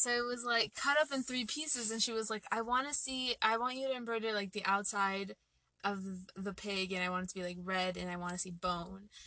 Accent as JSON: {"language": "English", "town": "Phoenix", "region": "Arizona", "country": "United States", "tie": "born or raised there", "moved": "as an adult", "said": "I moved here a month ago from Phoenix"}